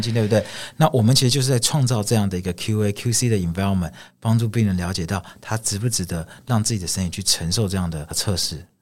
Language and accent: Chinese; Taiwan; 我是来自台湾